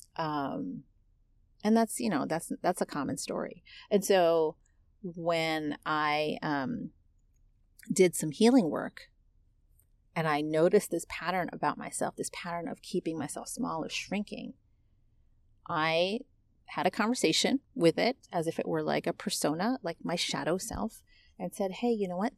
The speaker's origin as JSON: {"language": "English", "country": "United States", "tie": "born or raised there", "accent": "American English", "said": "I'm American. I was born and raised here."}